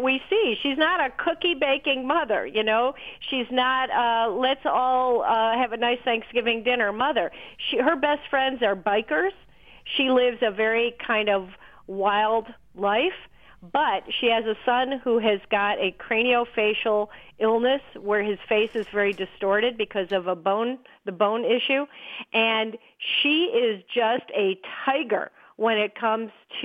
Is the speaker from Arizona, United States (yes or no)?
no; Chicago, Illinois, United States; I'm from Chicago